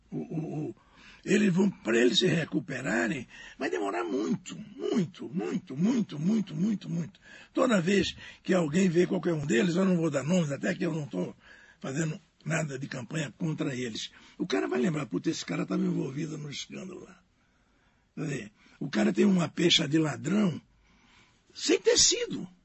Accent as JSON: {"language": "Portuguese", "region": "Pernambuco", "country": "Brazil", "said": "Não, sou pernambucano."}